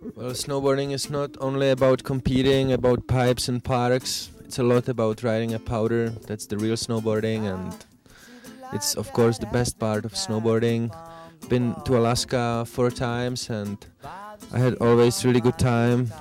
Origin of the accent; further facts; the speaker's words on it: Czechia; I'm pro snowboarder from Czech Republic